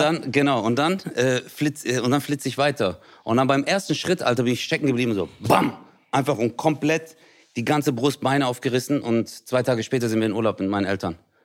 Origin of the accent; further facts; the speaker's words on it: Stuttgart, Baden-Württemberg, Germany; In Hausen, da wo ich herkomme